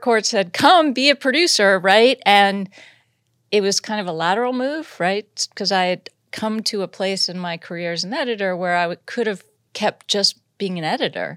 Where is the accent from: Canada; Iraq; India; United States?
United States; Los Angeles, California; also born or lived in Massachusetts; I was from Los Angeles. I met my boyfriend who became my husband at college, and we were both native, so we moved back to L